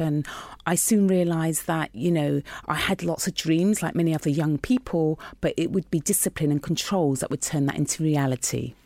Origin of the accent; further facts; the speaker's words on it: London, United Kingdom; I grew up in North West London in Queen's Park